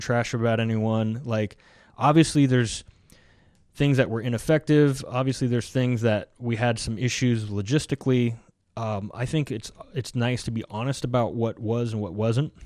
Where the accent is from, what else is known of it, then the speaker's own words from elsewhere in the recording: United States; we're Americans